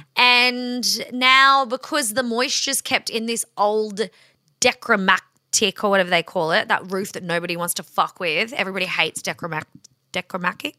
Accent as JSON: {"language": "English", "country": "Australia", "said": "we are Australian"}